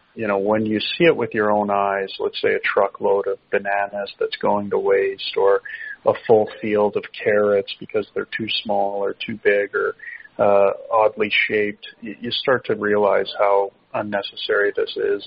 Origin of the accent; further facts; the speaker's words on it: Canada; as a Canadian